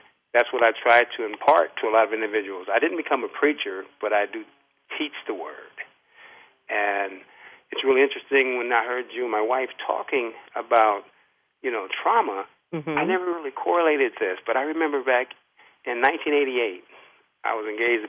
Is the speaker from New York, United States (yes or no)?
no; Los Angeles, California, United States; I was born and raised in Pacoima, which was predominantly black